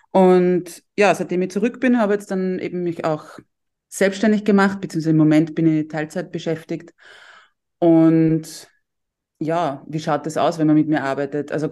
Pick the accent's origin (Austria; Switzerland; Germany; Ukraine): Austria; Tullnerfeld, Lower Austria; ich bin aus Niederösterreich, aus dem schönen Dulnerfeld